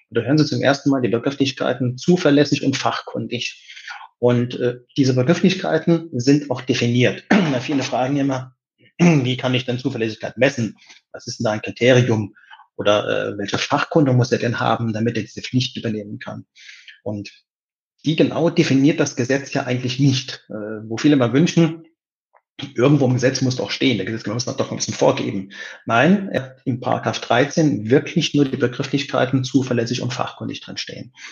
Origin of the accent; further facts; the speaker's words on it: Saarland, Germany; born there; Zu meiner Person, ich bin 55 Jahre jung, bin gebürtiger Saarländer